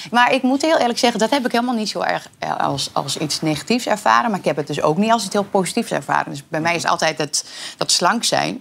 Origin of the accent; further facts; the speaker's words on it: Twente, Overijssel, Netherlands; ik ben Twents